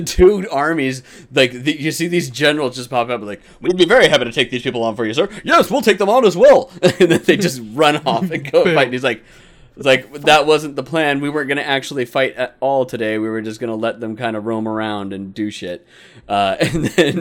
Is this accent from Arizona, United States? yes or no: yes; Phoenix, Arizona, United States; Growing up as a kid, though, living here in Phoenix, like I grew up on Barrow's